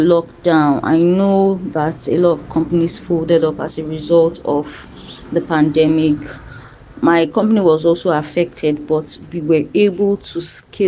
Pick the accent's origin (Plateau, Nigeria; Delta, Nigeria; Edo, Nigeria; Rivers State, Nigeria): Delta, Nigeria; also born or lived in Lagos State; now in Lagos, Nigeria; I am from Delta State, but I reside in Lagos State, Nigeria.